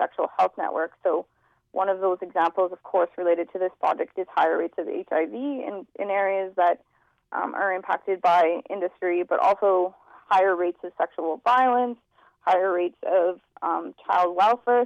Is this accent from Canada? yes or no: yes; Central Alberta, Canada; I'm originally from Central Alberta. My background is Métis Cree